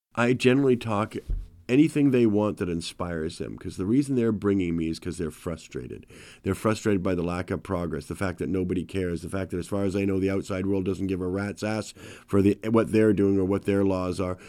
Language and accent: English; Canada; I've lived a perfect, privileged life being a Canadian white person